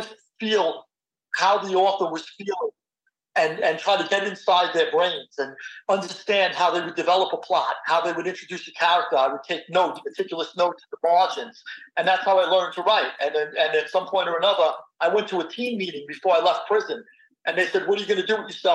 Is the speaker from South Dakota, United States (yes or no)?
no; New York City, New York, United States; I was born and raised in Queens